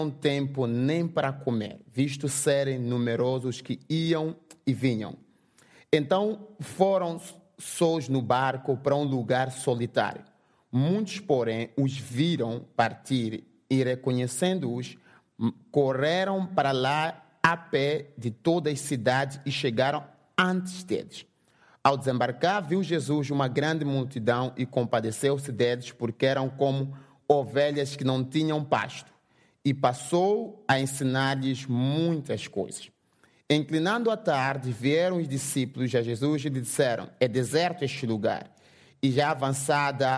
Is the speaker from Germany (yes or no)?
no; Mozambique; first language Portuguese; English is a second language; I'm from Mozambique. So in my country, we speak Portuguese, not English